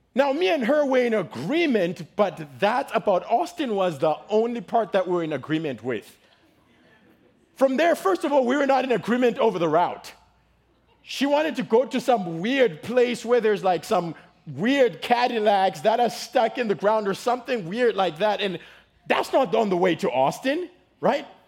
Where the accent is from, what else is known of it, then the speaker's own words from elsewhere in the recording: Zimbabwe; now in United States; I am from Zimbabwe. In case you guys notice, you're like, where's that accent from